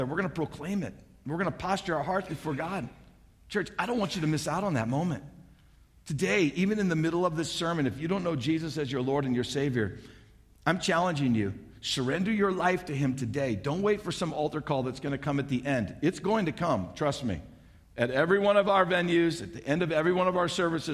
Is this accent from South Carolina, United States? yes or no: no; St. Louis, Missouri, United States; also born or lived in Alaska; now in Kearney, Nebraska, United States; I grew up in St. Louis, Missouri. So did my wife, Kim.